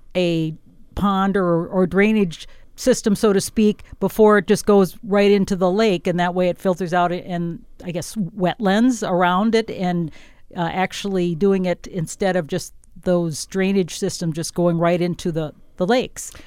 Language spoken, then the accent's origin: English; northwest Wisconsin, United States; also born or lived in southern Minnesota; now in Minnesota, United States; I come from Wisconsin in an area of northwest Wisconsin on a, a big farm, and we had sandy soil. So when I moved to southern Minnesota in nineteen eighty-eight